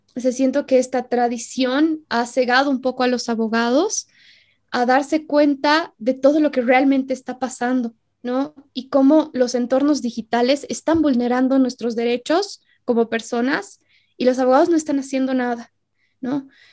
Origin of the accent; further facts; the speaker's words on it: Bolivia; En Bolivia nos pasa harto eso. No, es que soy boliviano